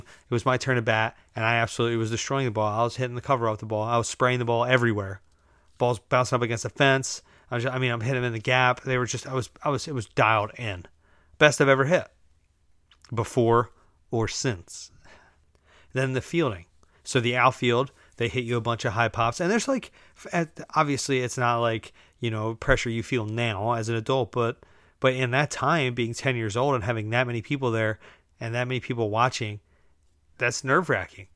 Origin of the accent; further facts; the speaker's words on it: United States; We're just Americans.